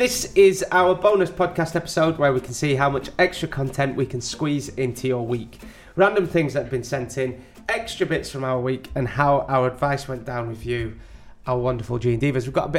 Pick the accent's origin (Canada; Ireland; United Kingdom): United Kingdom; accent: Northern; Maybe they've never heard Northern accent in Australia before.